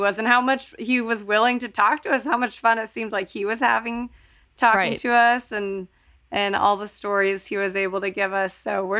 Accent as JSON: {"language": "English", "town": "Fort Worth", "region": "Texas", "country": "United States", "tie": "born or raised there", "also_born_or_lived": "Colorado", "moved": "as an adult", "said": "Again, we grew up in Texas"}